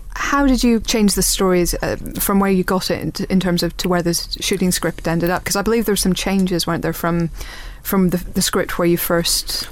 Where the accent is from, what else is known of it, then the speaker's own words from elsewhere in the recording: Northern Ireland, United Kingdom; as a Northern Irish person